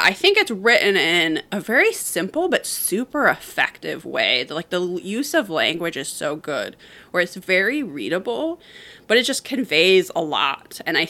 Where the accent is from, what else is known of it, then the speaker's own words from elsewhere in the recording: United States; me as an American.